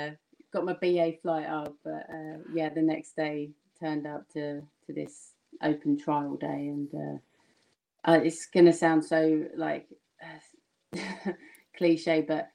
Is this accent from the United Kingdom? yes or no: yes; Kent, South East England, United Kingdom; accent: slightly Essex London; I grew up in Kent, played at Medway, same as Rachel, which is where this slightly Essex London comes from